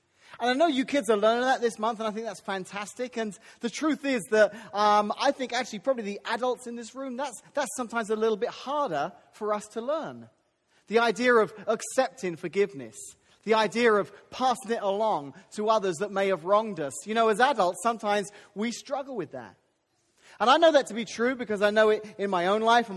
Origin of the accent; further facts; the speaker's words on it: United Kingdom; moved away; I'm British